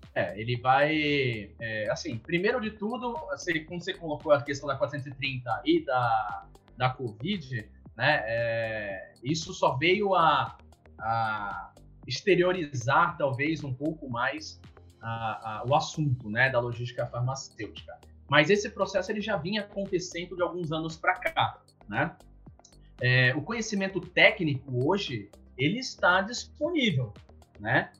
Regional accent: Santos, São Paulo, Brazil; moved away as an adult; eu sou de Santos, né? Na, no litoral de São Paulo

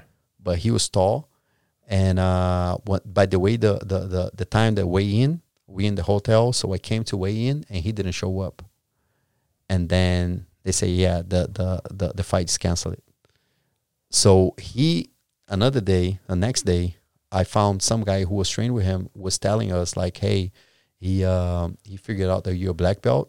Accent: Brazil; English is a second language; I was from Brazil.

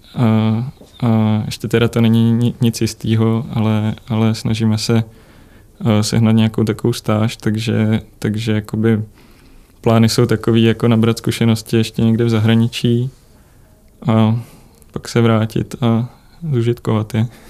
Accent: Czechia

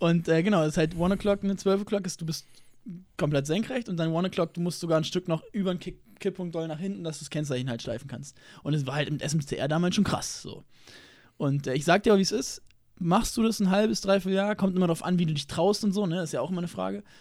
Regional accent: Berlin, Germany; ich komme aus Berlin-Lichtenberg

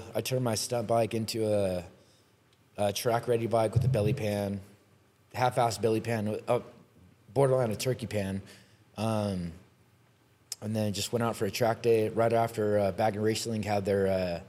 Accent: Riverside, California, United States; I'm born and raised in Riverside

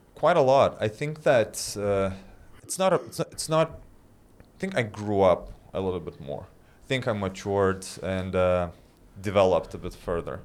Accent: Lithuania; moved away as an adult; also born or lived in London; I was back in Lithuania and when you're living in a small town, Well, not a small town, but, like, my hometown is, like, three hundred thousand people.

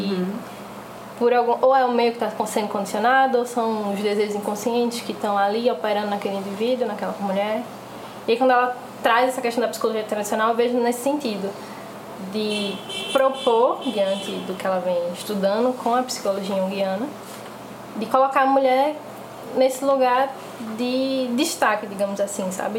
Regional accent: Recife, Pernambuco, Brazil; sou aqui de Recife também

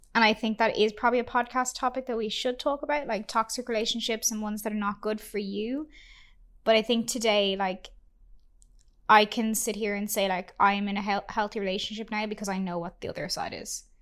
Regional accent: Ireland; now in Vancouver, Canada; we are an Irish couple

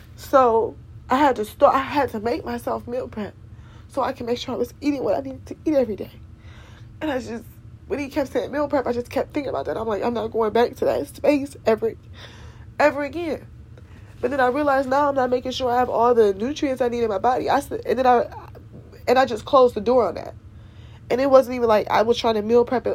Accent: Cleveland, Ohio, United States; I'm from Cleveland, Ohio

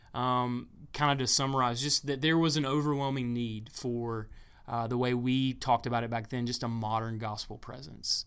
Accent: Pumpkintown, South Carolina, United States; I'm from a little part of the world called Pumpkin Town. Pumpkin Town, South Carolina

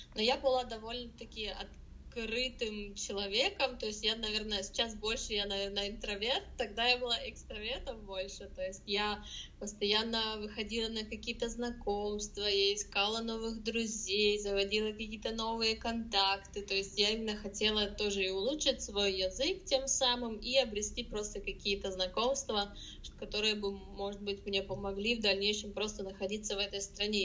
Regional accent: Russia; moved away as an adult; also born or lived in Germany; now in Cologne, Germany; я сама из России

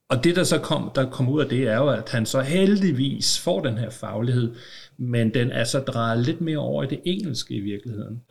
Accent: Copenhagen, Capital Region of Denmark, Denmark; Nu er jeg jo københavner

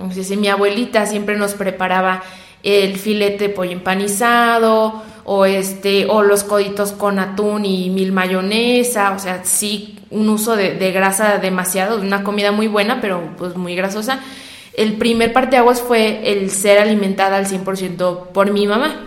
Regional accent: San Luis Potosí, Mexico; nosotros somos de San Luis Potosí

